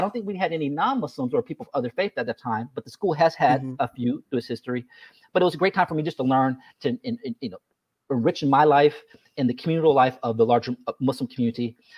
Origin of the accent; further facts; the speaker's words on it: Los Angeles, California, United States; now in Washington, DC, United States; I'm from Los Angeles